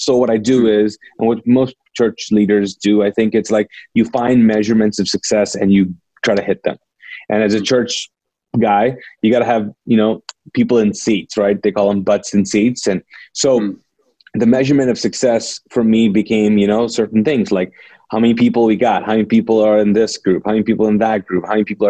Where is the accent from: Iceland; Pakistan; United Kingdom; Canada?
Pakistan; also born or lived in Middle East; now in United States; I'm a Pakistani, ex-Muslim, born in the Middle East, came to here after the Gulf War '92